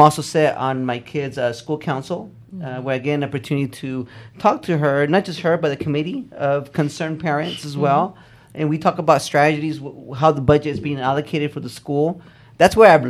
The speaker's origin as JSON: {"language": "English", "town": "Fresno", "region": "California", "country": "United States", "tie": "born or raised there", "moved": "as an adult", "lives_now": "San Bernardino, United States", "said": "I came from the Central Valley. I grew up in Fresno. Actually, I grew up outside of Fresno"}